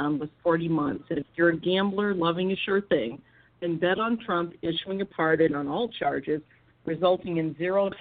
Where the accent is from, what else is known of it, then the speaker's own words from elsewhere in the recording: Missouri, United States; Missouri, My Home State